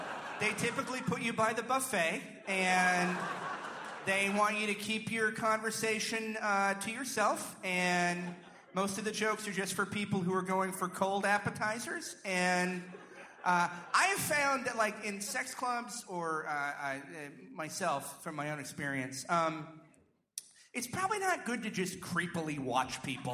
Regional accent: Ireland; I'm Irish, and it doesn't...

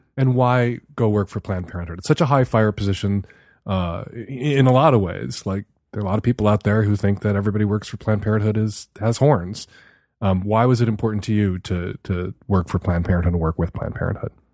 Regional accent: Chicago, Illinois, United States; the neighborhood I grew up in Chicago

